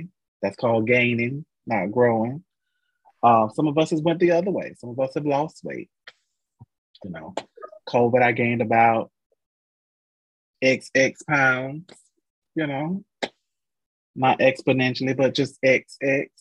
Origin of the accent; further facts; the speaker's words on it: Florida, United States; I'm from Florida.